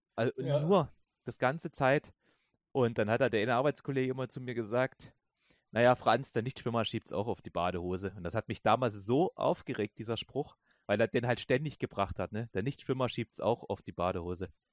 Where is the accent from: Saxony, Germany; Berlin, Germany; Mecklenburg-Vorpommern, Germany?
Saxony, Germany; ich komme ja aus Sachsen